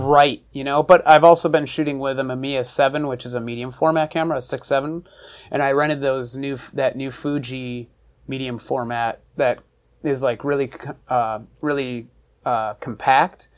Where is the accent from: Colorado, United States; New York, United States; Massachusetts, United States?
New York, United States; Buffalo; moved away as an adult; also born or lived in Philadelphia; now in Los Angeles, United States; I grew up in Buffalo, New York